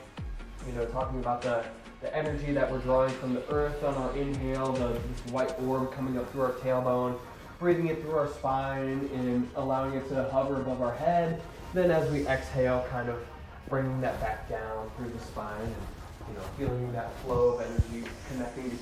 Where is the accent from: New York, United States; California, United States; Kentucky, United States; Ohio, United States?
Ohio, United States; Attica; Attica is a small town where we're from, my hometown, under 1,000 people.